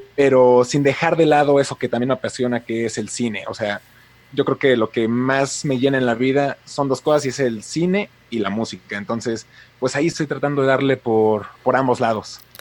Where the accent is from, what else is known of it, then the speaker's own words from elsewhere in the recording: Mexico City, Mexico; now in Puebla, Mexico; soy de México, actualmente vivo en Puebla, pero soy originario de la Ciudad de México